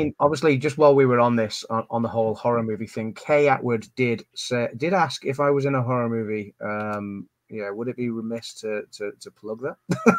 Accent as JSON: {"language": "English", "region": "England", "country": "United Kingdom", "said": "Sorry for being so English."}